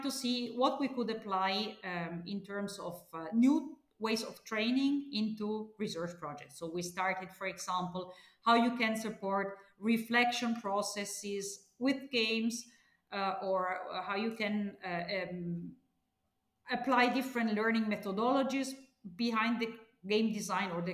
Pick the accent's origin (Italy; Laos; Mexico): Italy; I was born and studied in Italy